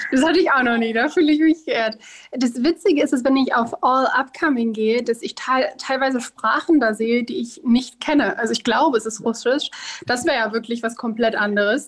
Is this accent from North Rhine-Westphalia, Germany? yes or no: yes; Duisburg, North Rhine-Westphalia, Germany; moved away as an adult; now in Bonn, Germany; geboren bin ich in Duisburg, aber aktuell, weil ich hier studiere, bin ich jetzt in der einzig wirklichen Hauptstadt für mich